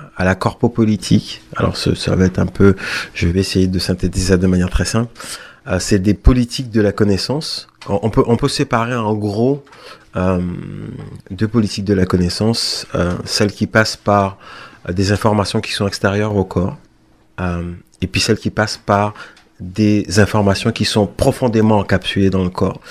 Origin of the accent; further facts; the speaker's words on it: Pointe-à-Pitre, Guadeloupe; moved away; je suis né à Pointe-à-Pitre